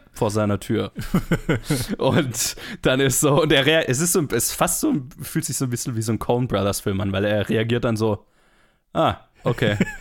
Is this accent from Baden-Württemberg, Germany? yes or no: yes; Black Forest, Baden-Württemberg, Germany; in der Gegend, wo ich herkomme